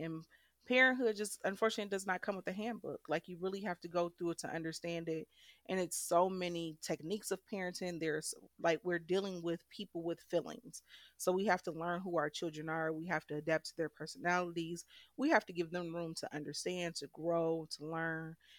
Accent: Detroit, Michigan, United States; I was born in Michigan, and I was raised in Detroit, Michigan. I grew up on the west side, southwest Detroit, and then I went to school up north at Ferris State.

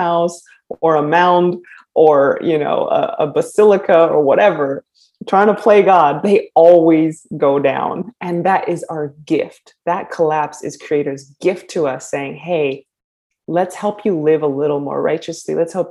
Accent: United States; So, greetings, my kin and my people. I'm from the Tsétsêhéstâhese clan of the Diné nation. We're also incorrectly known as Navajo.

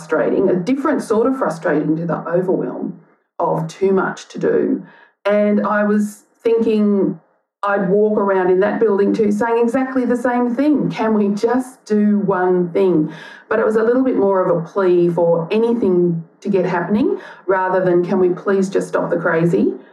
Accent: Gympie, Queensland, Australia; now in Melbourne, Australia; I was born in Gympie in Queensland

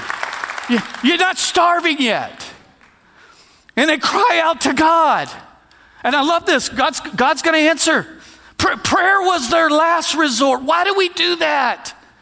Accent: Texas, United States; we're from Texas

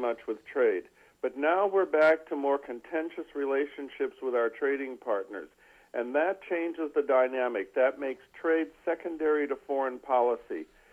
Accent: Bismarck, North Dakota, United States; now in Washington, D.C., United States; my hometown of Bismarck, North Dakota

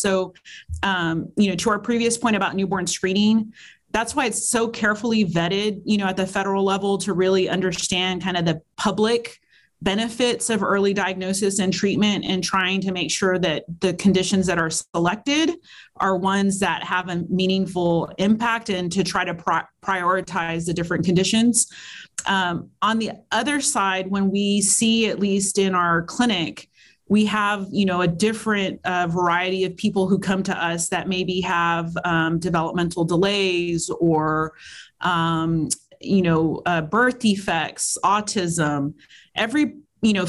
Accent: Texas, United States; now in South Carolina, United States; my home state of Texas

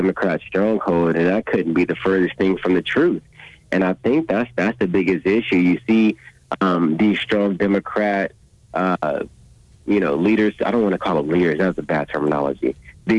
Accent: Los Angeles, California, United States; I'm from South L.A., born and raised

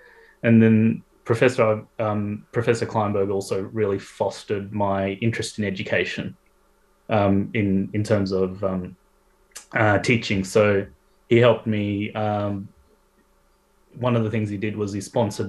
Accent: Melbourne, Victoria, Australia; moved away as an adult; also born or lived in Adelaide; now in Sydney, Australia; I'm from Melbourne originally

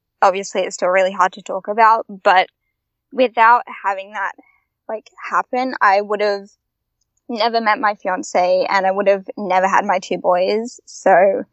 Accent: Byron Bay, New South Wales, Australia; I'm from Byron Bay

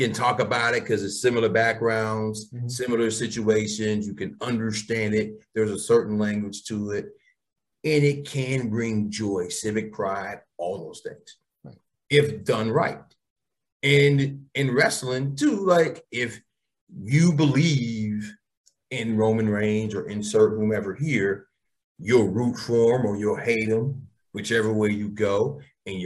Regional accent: Atlanta, Georgia, United States; growing up in Atlanta

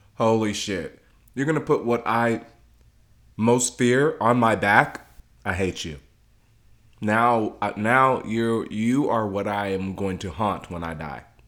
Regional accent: Ghana; now in Dallas, United States; home for me is Ghana. Okay, my mom is from Ghana uh, my family's from Ghana. I'm from Ghana

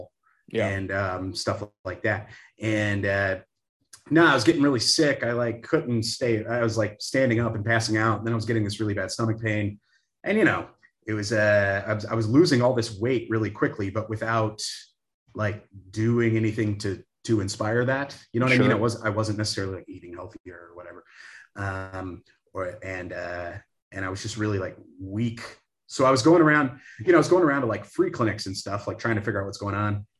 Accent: the South, United States; moved away as an adult; also born or lived in Canada / North Carolina / Nashville, Tennessee / Seattle; I was born in Canada and then raised in the South. So North Carolina, then Nashville

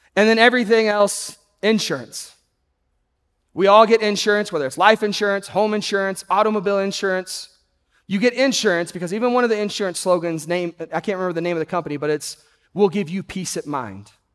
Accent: Texas, United States; I grew up in Texas

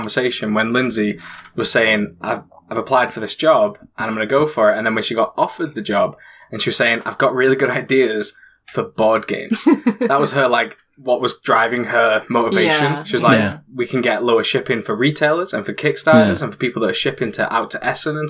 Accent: Warrington, North West England, United Kingdom; moved away as an adult; now in Huddersfield, United Kingdom; I'm from Warrington, but we moved to Huddersfield right after we got married.

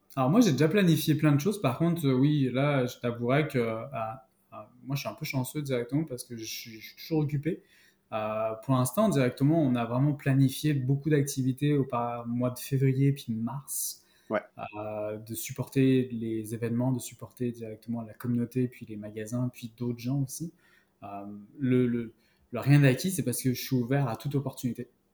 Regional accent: Paris, Île-de-France, France; moved away as an adult; also born or lived in Western Canada; now in Outaouais, Canada; je suis né à Paris

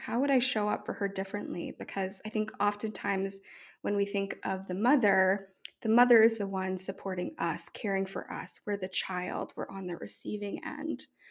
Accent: New Orleans, Louisiana, United States; moved away as an adult; also born or lived in New York; I grew up in New Orleans

